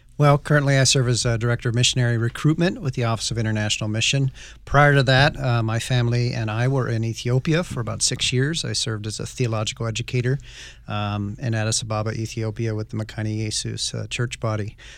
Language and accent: English; Northwest, United States; I grew up in the Northwest